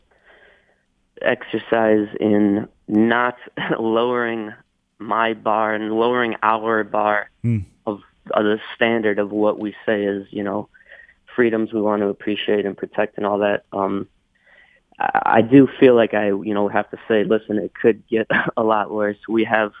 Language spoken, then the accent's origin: English; United States; moved away; also born or lived in Myanmar; being an American